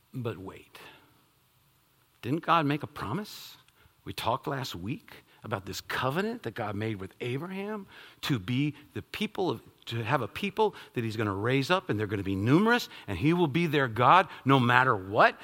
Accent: United States; as American citizens

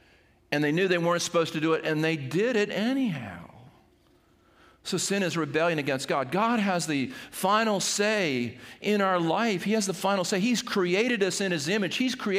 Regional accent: Seaford, United States; When I was a kid growing up, playing baseball in the backyard of where I grew up in Airport Road in Seaford

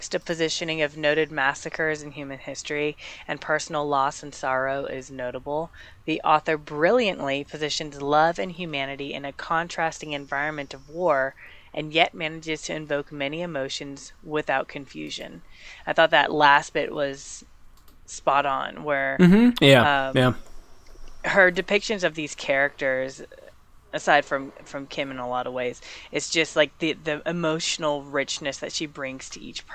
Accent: United States; I'm American

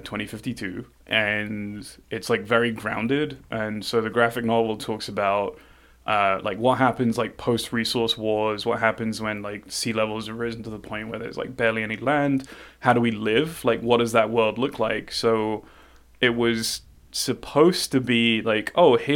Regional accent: London, United Kingdom; moved away; born and raised in London

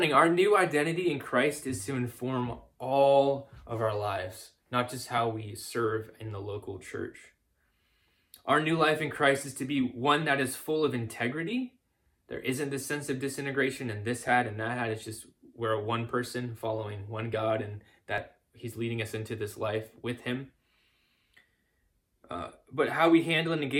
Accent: the South, United States; me growing up in the South

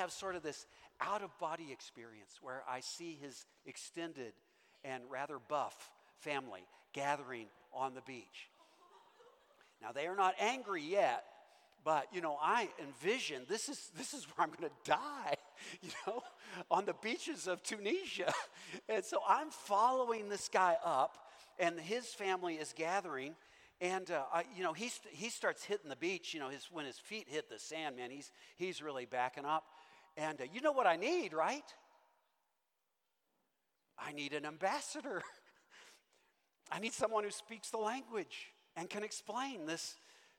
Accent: Owensboro, Kentucky, United States; moved away; when I grew up in Owensboro, Kentucky

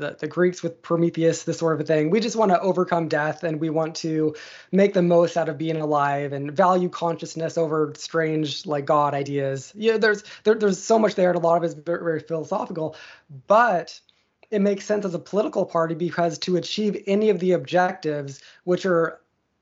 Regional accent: Washington, United States; I'm from Washington State

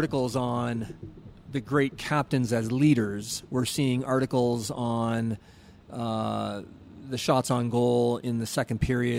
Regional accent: Southern Ontario, Canada; growing up in Southern Ontario and going to the Buffalo Sabres games

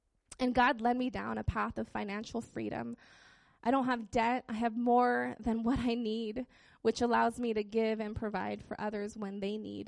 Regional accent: Utqiagvik, Alaska, United States; Growing up in Barrow, there was a church van that would, like, drive around town and pick up all the hood rat kids

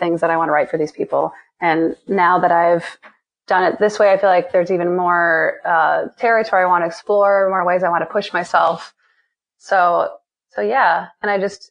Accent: Green Bay, Wisconsin, United States; moved away as an adult; also born or lived in Kalamazoo, Michigan / Boston, Massachusetts; now in New York, United States; I'm from Wisconsin and Green Bay

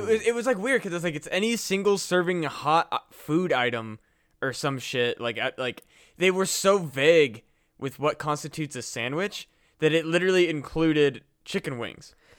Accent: Iowa, United States; born or raised there; moved away

